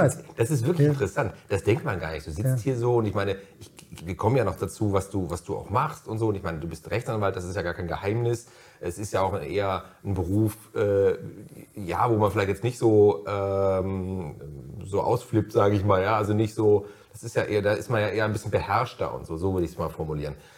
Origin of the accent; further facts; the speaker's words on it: near Cologne, North Rhine-Westphalia, Germany; ich bin in der Nähe von Köln äh, aufgewachsen